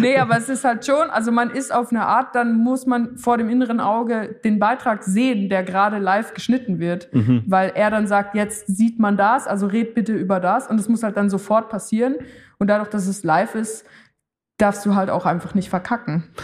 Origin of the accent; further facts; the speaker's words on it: Switzerland; für mich als Schweizerin